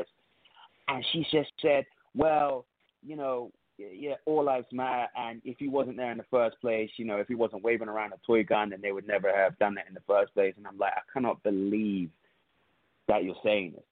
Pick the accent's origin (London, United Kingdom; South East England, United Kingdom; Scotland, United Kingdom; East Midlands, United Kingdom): London, United Kingdom; now in United States; I'm from London